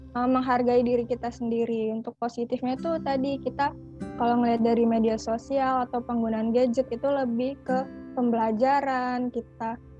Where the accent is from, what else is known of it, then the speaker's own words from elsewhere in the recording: Bandar Lampung, Lampung, Indonesia; asal aku dari Lampung, tepatnya di kota Bandar Lampung